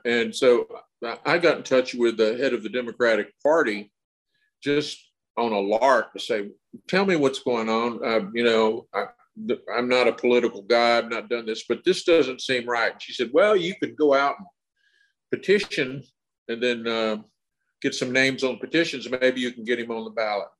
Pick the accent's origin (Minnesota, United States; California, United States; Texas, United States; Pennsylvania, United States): Texas, United States; I grew up in Texas